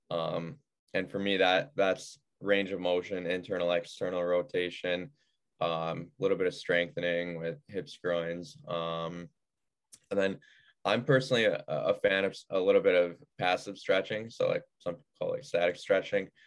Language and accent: English; Clarence, New York, United States; Yeah. Um, so suburb of Buffalo, uh, grew, grew up playing for like the Buffalo Regals, Buffalo Junior Sabres, um, just the youth programs there.